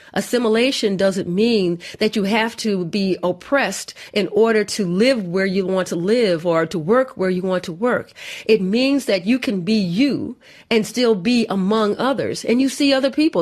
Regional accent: United States; I'm American

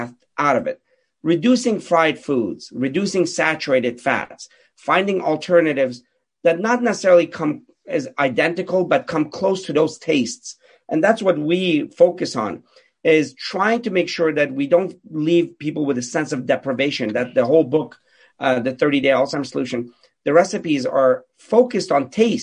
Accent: Pittsburgh, Pennsylvania, United States; I grew up in Pittsburgh

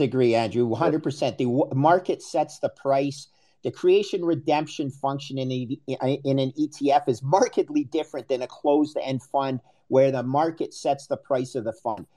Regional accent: Canada; also born or lived in United States; I'm Canadian

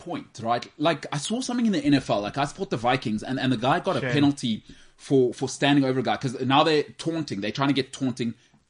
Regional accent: South Africa; South Africans don't realize this, but we've got an edge.

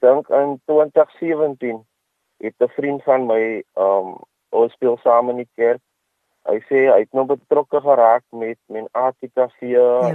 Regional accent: Kraaifontein, Western Cape, South Africa; van Kraaifontein

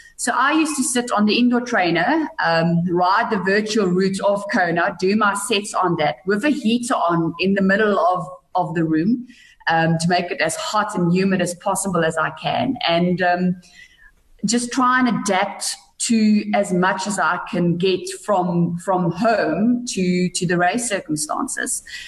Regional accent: Bethlehem, Free State, South Africa; I grew up in a little town called Bethlehem in the Eastern Free State.

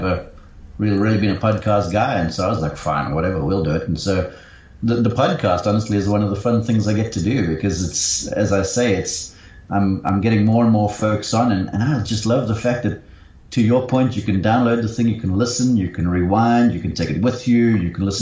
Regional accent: Somerset West, Western Cape, South Africa; moved away as an adult; also born or lived in London / Johannesburg; now in Columbus, Georgia, United States; I grew up in Somerset West

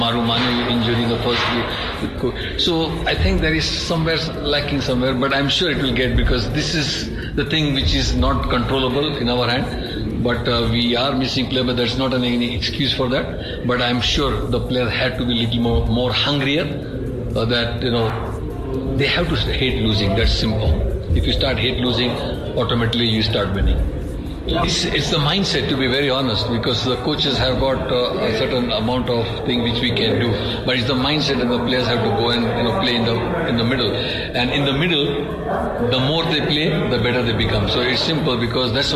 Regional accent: India; I come from India

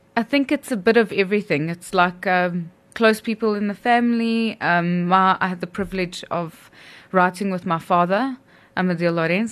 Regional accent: South Africa; our South African roots

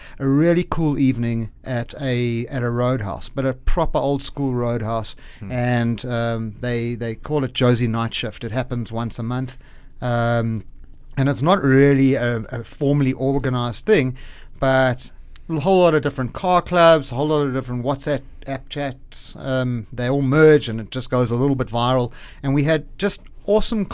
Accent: Zimbabwe; I'm from Zim

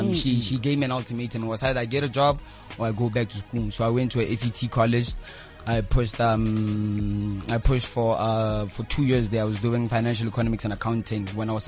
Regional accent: Rustenburg, North West, South Africa; I'm from Rustenburg in the Northwest.

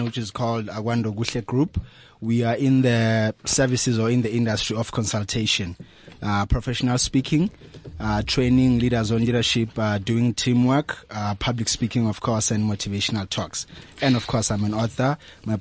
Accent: Daveyton, Gauteng, South Africa; I'm from Hulwazi Secondary School in Davidton. That's where I come from.

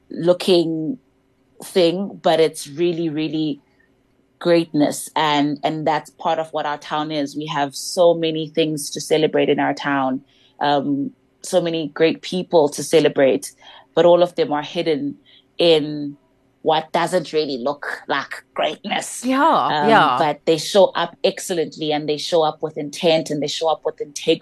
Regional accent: King William's Town, Eastern Cape, South Africa; I'm from King Williamstown, a small town in the Eastern Cape.

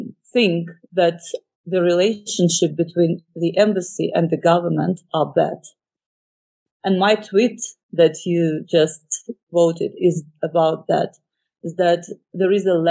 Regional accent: Odesa, Odesa Oblast, Ukraine; I grew up in Odessa. I graduated from the school in Odessa region because my father was a military man.

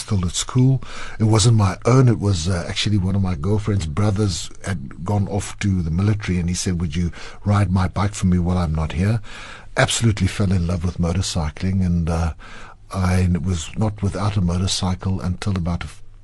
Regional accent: Klerksdorp, North West, South Africa; first language Afrikaans; English is a second language; I grew up in Klerksdorp in the Northwest Province

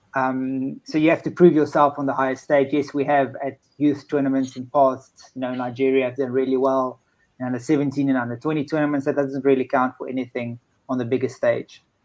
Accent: South Africa; speaking as a South African

